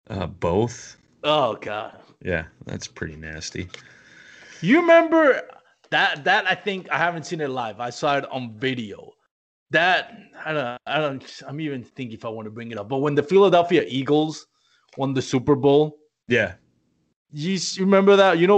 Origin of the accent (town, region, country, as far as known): Puerto Rico; moved away as an adult; now in Texas, United States